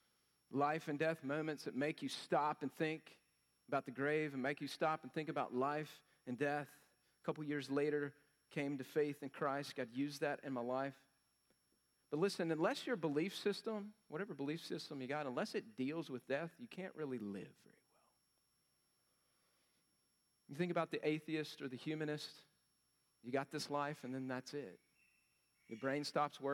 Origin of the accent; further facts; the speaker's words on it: Llano, Texas, United States; from Llano, Texas, y'all, redneck